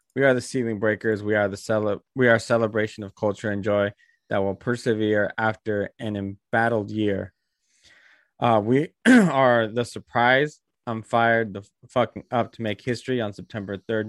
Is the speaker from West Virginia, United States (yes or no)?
no; Bay Area, California, United States; my hometown of the Bay Area